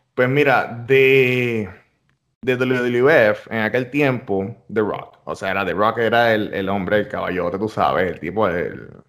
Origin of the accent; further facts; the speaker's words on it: Ponce, Puerto Rico; now in United States; barrio donde yo soy, de, la organización que yo soy allá en, Ponce, este, en Los Caobos